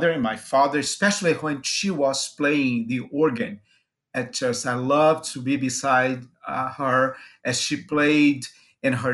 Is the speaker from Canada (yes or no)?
no; Brazil; now in Jackson, United States; I was born in Brazil and was raised in a Christian home.